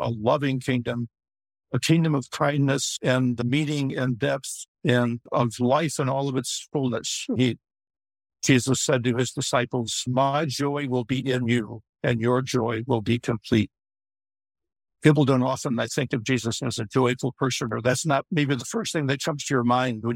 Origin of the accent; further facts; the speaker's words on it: Chicago, Illinois, United States; I grew up in Chicago also and born and raised there